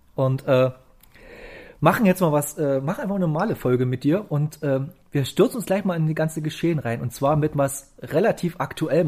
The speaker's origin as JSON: {"language": "German", "region": "East Germany", "country": "Germany", "said": "ich als Ostdeutscher"}